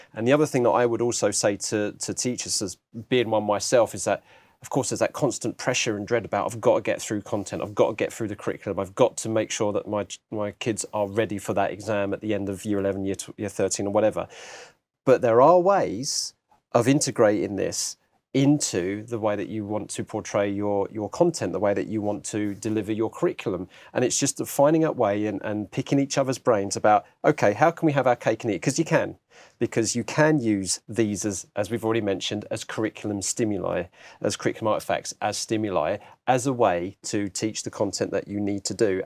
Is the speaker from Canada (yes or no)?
no; Harlow, East of England, United Kingdom; I'm originally from Harlow in Essex